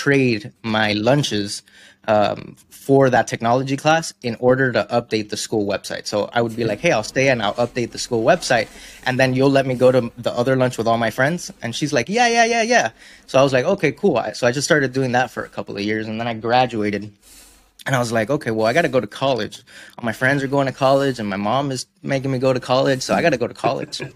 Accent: Miami, Florida, United States; where I come from, I'm from Miami. So we have a very big art scene

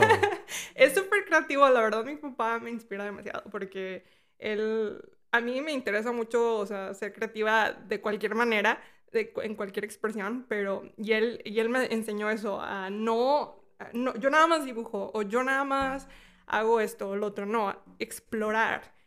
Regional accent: Mexico; now in United States; Yo cuando vivía en México, o sea, yo soy de México, mi abuela vivía aquí

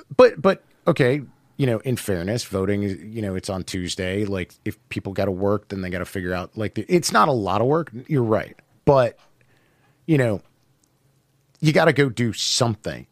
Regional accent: Cleveland, Ohio, United States; I'm from Cleveland

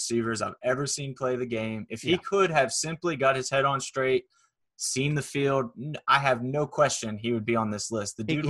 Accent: Pittsburgh, Pennsylvania, United States; we're from Pittsburgh, just down here visiting my sister.

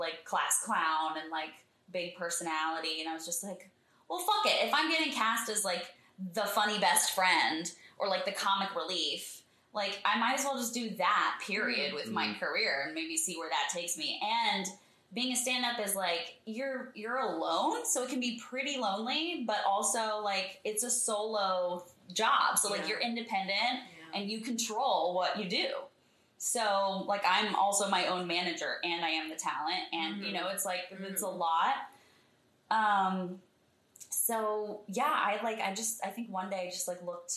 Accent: Texas, United States; moved away as an adult; also born or lived in Fredericksburg, Texas / Austin, Texas / Houston, Texas / New York; now in Los Angeles, United States; I was born in Fredericksburg, Texas, which is a little podunk German town in the Hill Country

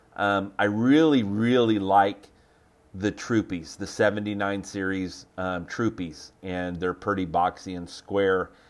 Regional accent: Oklahoma, United States; I'm from Oklahoma

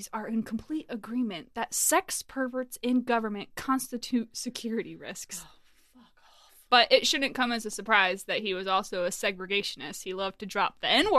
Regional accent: New York, United States; I was not born in New York City. I was born in New York.

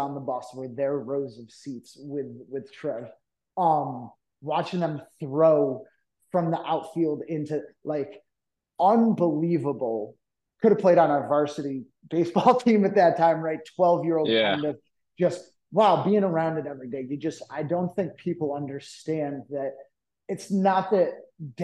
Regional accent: Cooperstown, New York, United States; I'm from Cooperstown, New York originally.

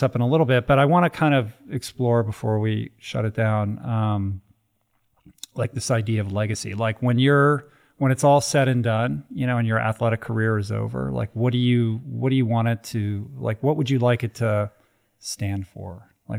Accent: East Coast, United States; I grew up on the East Coast.

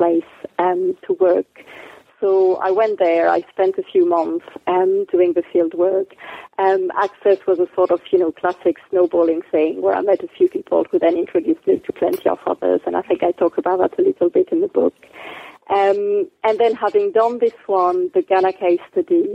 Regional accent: France; moved away; also born or lived in Djibouti / Nottingham; I'm from France originally

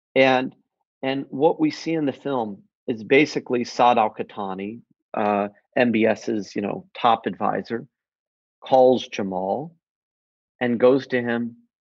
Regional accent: United States; as an American

